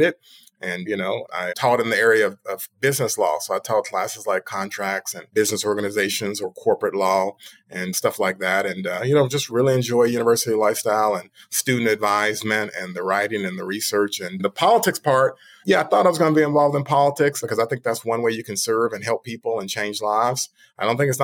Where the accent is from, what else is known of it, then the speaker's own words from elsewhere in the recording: Memphis, Tennessee, United States; I'm from Memphis, and so I love this community